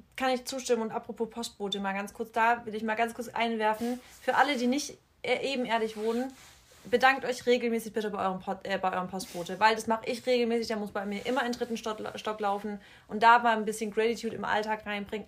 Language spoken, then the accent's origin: German; Freiberg, Germany; moved away; die Leute so aus Freiberg, wo ich herkomme, aus dem Dorf